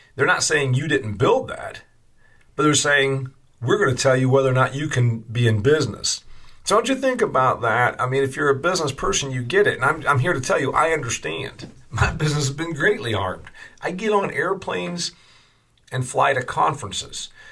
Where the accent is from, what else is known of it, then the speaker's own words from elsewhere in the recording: Indiana, United States; my home state of Indiana